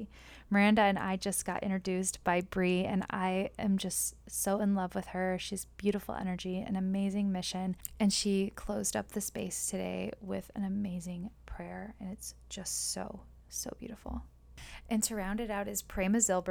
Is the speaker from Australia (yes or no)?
no; Midland, Michigan, United States; we had a flood in my hometown. I live in Midland, Michigan